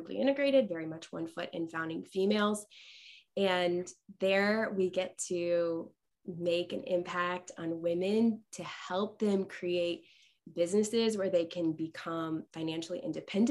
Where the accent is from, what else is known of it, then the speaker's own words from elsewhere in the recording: Westfield, Indiana, United States; moved away as an adult; now in Central Illinois, United States; my hometown of Westfield, Indiana.